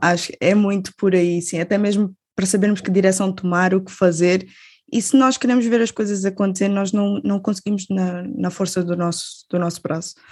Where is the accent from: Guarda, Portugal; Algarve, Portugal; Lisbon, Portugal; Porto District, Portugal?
Algarve, Portugal; Albufeira; eu sou da Albufeira, do Algarve